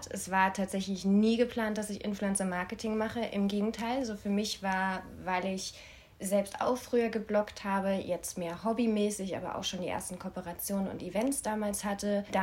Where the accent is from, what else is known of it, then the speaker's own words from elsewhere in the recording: Berlin, Germany; Ich komme aus Berlin.